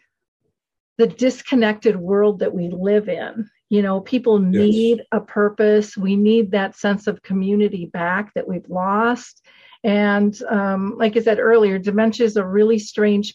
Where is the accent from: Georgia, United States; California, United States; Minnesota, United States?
Minnesota, United States; I'm a girl from Minnesota. I didn't travel much.